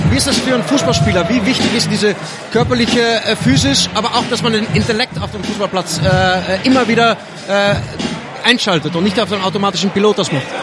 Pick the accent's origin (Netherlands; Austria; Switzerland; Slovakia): Netherlands; Ja, ich, ich komme aus Holland, aus dem Land von äh